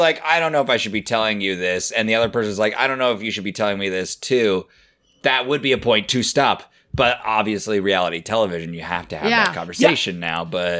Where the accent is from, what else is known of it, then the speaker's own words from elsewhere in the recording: United States; as an American audience.